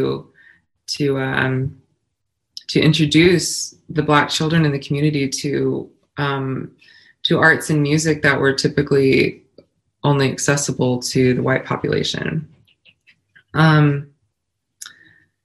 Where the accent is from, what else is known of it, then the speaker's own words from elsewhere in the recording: Colorado Springs, Colorado, United States; I grew up in Colorado Springs. My dad was in the Army and retired in Colorado Springs